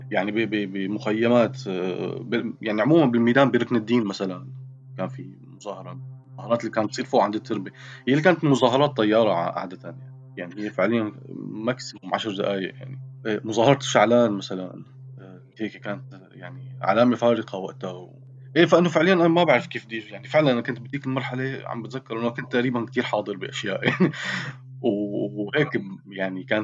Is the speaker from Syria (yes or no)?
yes; Syria; moved away as an adult; يعني انا طلعت من سوريا ب 2000 وباخر يوم بال 2012 تقريبا او قبل بيومين